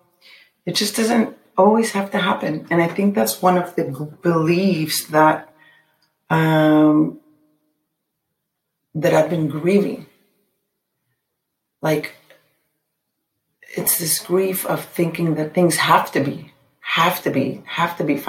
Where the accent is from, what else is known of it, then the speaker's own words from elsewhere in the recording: Mexico City, Mexico; when I was growing up in Mexico City